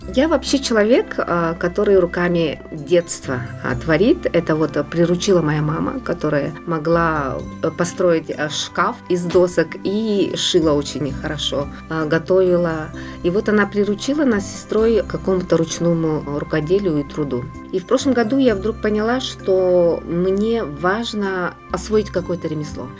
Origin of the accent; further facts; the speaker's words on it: Yakutia, Sakha Republic, Russia; moved away as an adult; also born or lived in Nyurba / Tatta / Nizhny Novgorod; now in France; Я родилась в Якутске, детство ранее провела в Нюрбе, потом мы переехали в Тату, в село Деберге